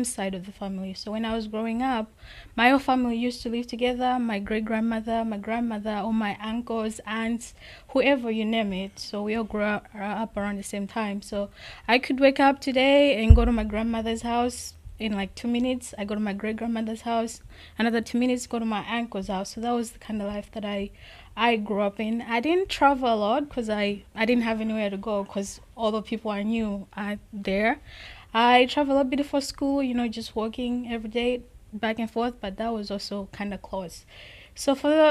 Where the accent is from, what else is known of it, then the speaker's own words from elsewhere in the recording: Malawi; moved away as an adult; also born or lived in Troy, Alabama; now in Minnesota, United States; I grew up in Africa, specifically in Malawi